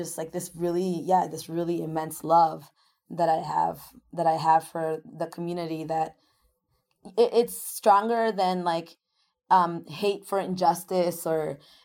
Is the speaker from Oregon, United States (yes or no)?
no; Worcester, Massachusetts, United States; also born or lived in Ecuador; I came to this country when I was 2 years old. I'm an immigrant from Ecuador. My parents both got factory jobs in Worcester, and those factory jobs were in the main south area. So we ended up moving to the main south area as our first home. Growing up in that neighborhood shaped a lot of my understanding of the world